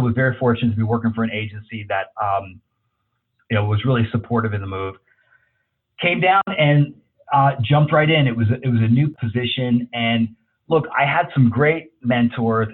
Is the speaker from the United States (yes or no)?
yes; New Jersey, United States; also born or lived in Los Angeles, California; now in Texas, United States; growing up in Jersey, living